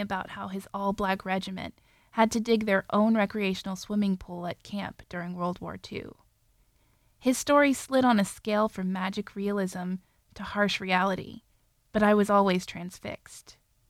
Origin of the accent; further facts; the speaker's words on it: North Little Rock, Arkansas, United States; Growing up in North Little Rock, Arkansas